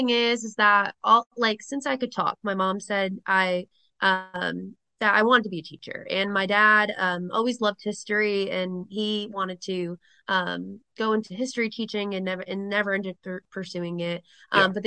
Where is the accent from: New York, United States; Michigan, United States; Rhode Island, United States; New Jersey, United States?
Rhode Island, United States; accent: Rhode Island; they don't feel like I have the Rhode Island accent at all here.